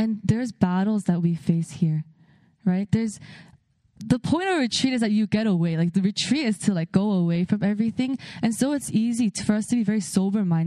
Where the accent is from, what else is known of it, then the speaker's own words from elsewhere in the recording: California, United States; I grew up in California